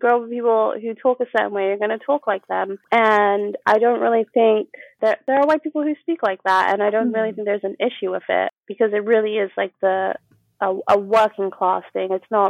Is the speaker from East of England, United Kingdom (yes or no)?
yes; Norfolk, East of England, United Kingdom; accent: generic English; also born or lived in United States; I went to American schools until I was about 8. And then I transitioned to English schools, and I lived in Norfolk, but my mom is from Suffolk.